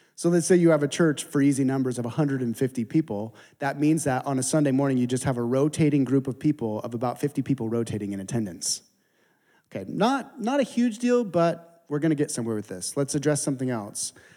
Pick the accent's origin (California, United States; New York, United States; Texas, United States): California, United States; San Diego; I'm from San Diego